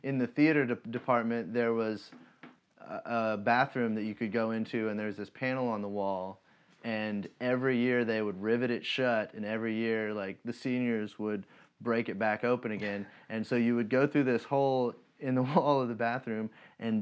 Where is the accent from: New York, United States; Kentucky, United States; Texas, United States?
Kentucky, United States; Monticello; moved away; I was originally from Monticello